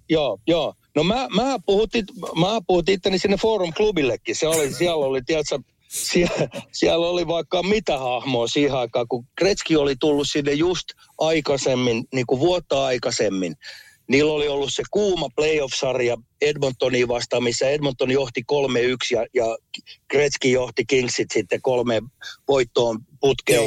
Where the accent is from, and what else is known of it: Helsinki, Uusimaa, Finland; moved away as an adult; also born or lived in United States